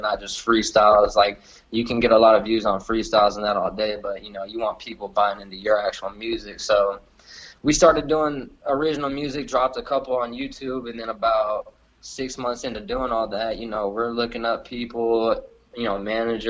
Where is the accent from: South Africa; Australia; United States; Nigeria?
United States; Lockhart, Texas